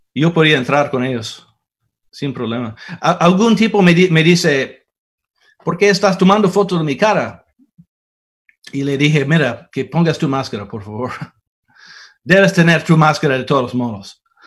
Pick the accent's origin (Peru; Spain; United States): United States; aquí en mi país